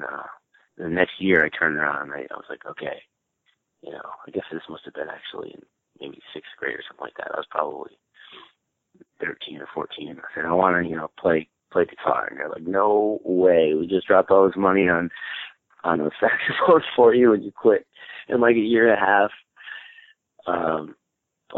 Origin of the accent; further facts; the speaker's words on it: Albany, New York, United States; moved away as an adult; now in New York City, United States; I moved down here from Albany, New York, from upstate where I grew up